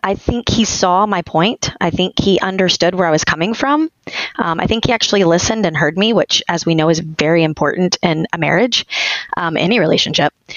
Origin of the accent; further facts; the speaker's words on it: Texas, United States; now in Tampa, United States; I'm from Texas